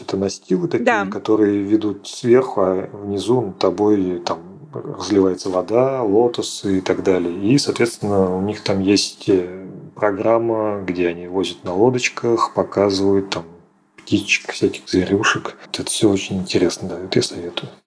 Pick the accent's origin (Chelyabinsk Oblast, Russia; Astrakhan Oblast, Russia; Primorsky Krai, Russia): Astrakhan Oblast, Russia; Oranzhereinoye; also born or lived in Moscow; мое родное село Оранжерейное